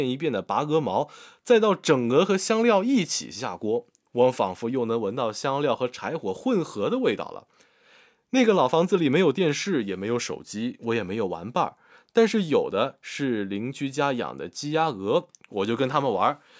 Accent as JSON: {"language": "Chinese", "region": "Guangdong", "country": "China", "said": "但作为潮汕人，最最期待的还是最具潮汕特色的做果和卤鹅。"}